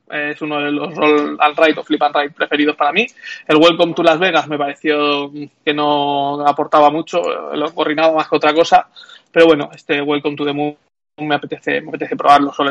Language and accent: Spanish; Spain; los juegos de licencia no me molan demasiado y menos siendo español